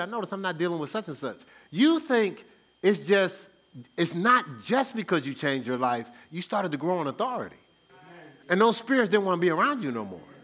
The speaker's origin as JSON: {"language": "English", "town": "Newark", "region": "New Jersey", "country": "United States", "tie": "born or raised there", "said": "I grew up in Newark"}